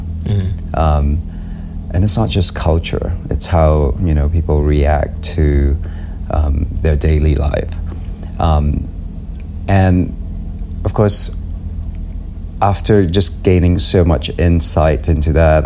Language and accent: English; Malaysia; moved away; Growing up in Malaysia